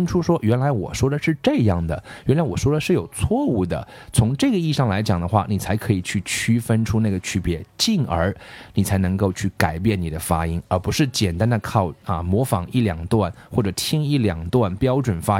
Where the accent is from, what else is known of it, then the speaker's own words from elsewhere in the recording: China; 我们中国人